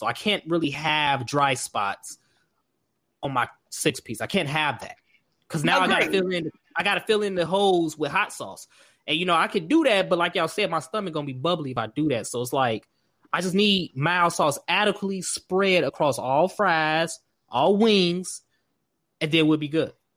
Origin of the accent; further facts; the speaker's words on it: Markham, Illinois, United States; Growing up in Markham